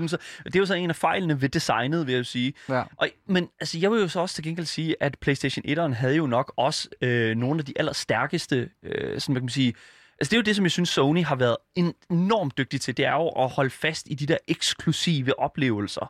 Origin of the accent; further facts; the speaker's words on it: Denmark; jeg er fra Jylland